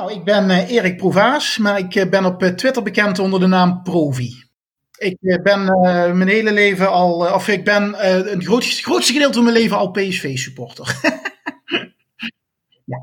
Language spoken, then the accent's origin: Dutch; near Venlo, Limburg, Netherlands; Ik kom uit de buurt van Venlo